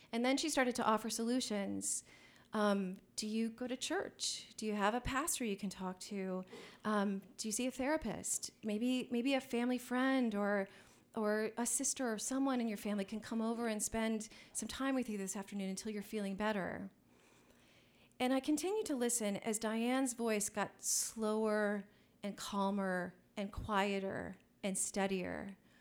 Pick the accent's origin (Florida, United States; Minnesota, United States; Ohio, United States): Ohio, United States; Columbus; the new wave scene of Columbus, Ohio, which was my hometown